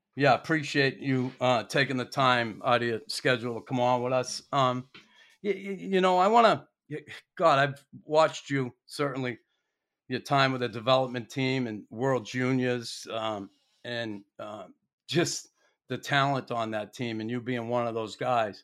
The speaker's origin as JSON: {"language": "English", "country": "United States", "moved": "yes", "lives_now": "Montreal, Canada", "said": "being an American"}